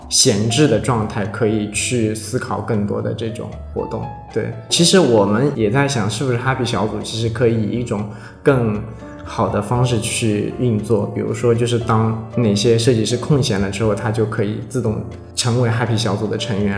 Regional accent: China; 我们中国人

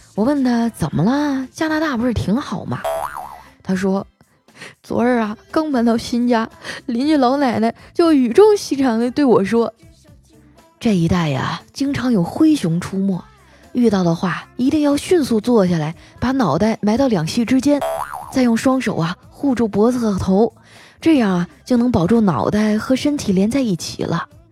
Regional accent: Heilongjiang, China; moved away; 我老家黑龙江了嘛

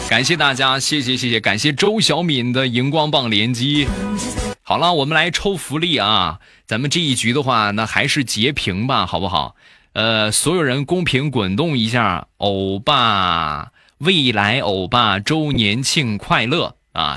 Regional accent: Shandong, China; accent: Shandong dialect; 我们山东方言比较喜欢说啥呢

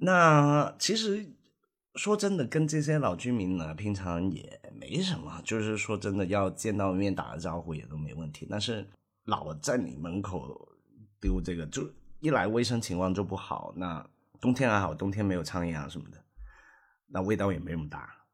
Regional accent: Hong Kong; moved away as an adult; also born or lived in Beijing; now in Shanghai, China; 我当然是土生土长的香港长大的人，但是我们的父母辈都不是

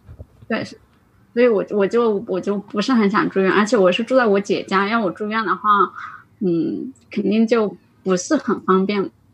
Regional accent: Anhui, China; now in Guangzhou, China; 我从广州回，回安徽，我老家在安徽。

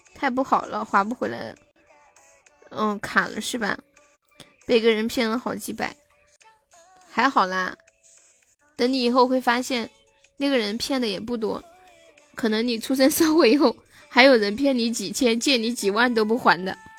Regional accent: Sichuan, China; 我是四川的

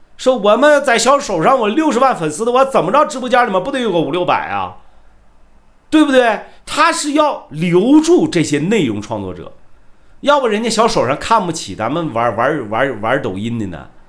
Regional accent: Shandong, China; 我是山东人啊，我是山东人

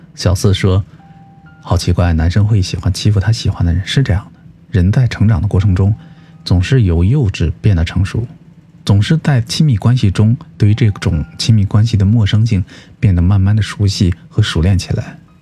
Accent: China; 这就是我们中国人说的“相敬如宾”吧

